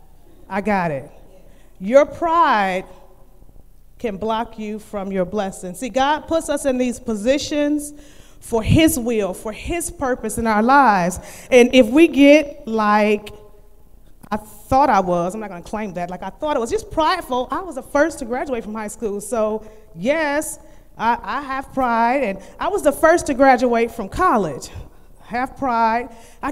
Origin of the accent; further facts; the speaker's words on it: Cleveland, Ohio, United States; I'm from Cleveland, Ohio, so going to high school, we walked